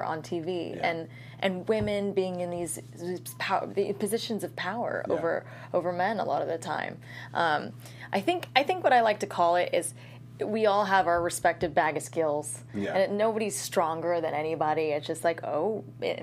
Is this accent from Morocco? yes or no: yes; Morocco; moved away; my home country, to Marrakesh and Tangiers